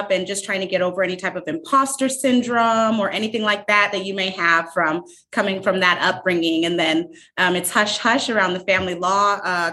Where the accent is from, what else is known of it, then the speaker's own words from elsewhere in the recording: San Diego, California, United States; moved away as an adult; also born or lived in Arizona; San Diego, California